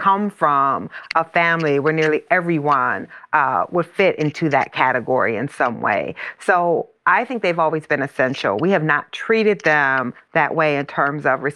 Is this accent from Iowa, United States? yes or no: yes; Iowa, United States; the plant in my hometown is in Iowa